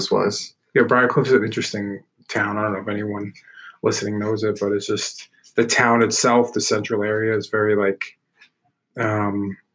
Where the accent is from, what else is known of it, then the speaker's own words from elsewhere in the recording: New York City, New York, United States; also born or lived in Pleasantville, New York; I grew up in Brooklyn. Um, you know, I always have to represent that because that's where my roots are.